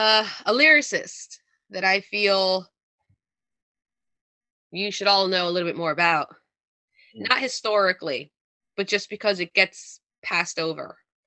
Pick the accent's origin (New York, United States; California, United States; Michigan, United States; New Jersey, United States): New Jersey, United States; accent: Jersey; I try to sound as un-Jersey as I can sometimes for podcasts